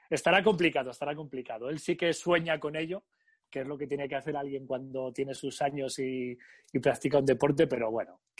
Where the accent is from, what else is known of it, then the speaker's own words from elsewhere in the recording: Vitoria-Gasteiz, Basque Country, Spain; Yo soy de Vitoria y siempre ha habido allí mucha afición al baloncesto en Vasconia.